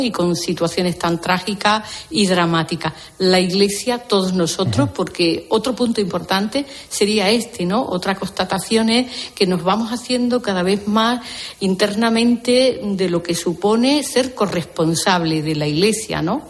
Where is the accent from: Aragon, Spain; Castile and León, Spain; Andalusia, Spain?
Andalusia, Spain; yo misma que soy andaluza